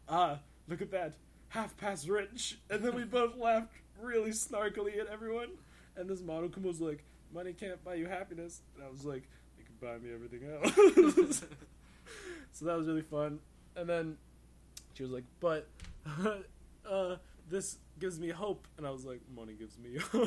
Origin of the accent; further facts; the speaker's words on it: Canada; I'm polite Canadian